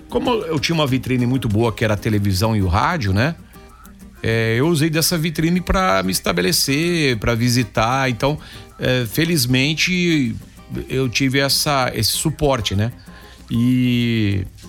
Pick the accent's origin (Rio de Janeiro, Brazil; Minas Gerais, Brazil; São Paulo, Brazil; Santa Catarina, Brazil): São Paulo, Brazil; Campinas; moved away; desde criança eu já fazia rádio quando eu morava em Campinas. Eu sou de Campinas, torcedor do Guarani